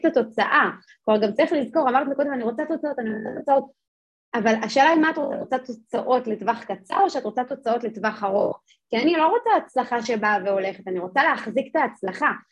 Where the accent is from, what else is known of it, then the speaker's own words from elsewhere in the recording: Jerusalem, Jerusalem District, Israel; אני גדלתי בירושלים